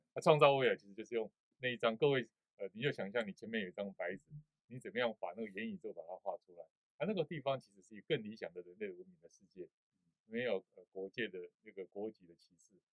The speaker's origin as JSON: {"language": "Chinese", "country": "Taiwan", "said": "我们台湾人"}